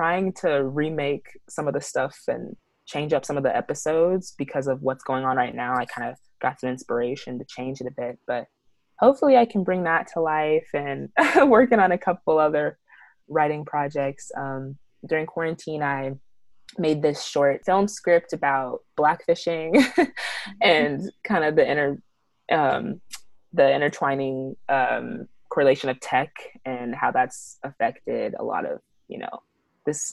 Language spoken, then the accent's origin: English; Kansas City, Missouri, United States; moved away; I'm from Kansas City, Missouri